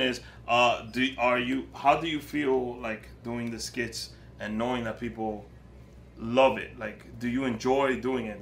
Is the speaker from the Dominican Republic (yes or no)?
yes; Moca, Espaillat, Dominican Republic; now in Queens, United States; I'm from a campo too. I'm from Laimita in Moca.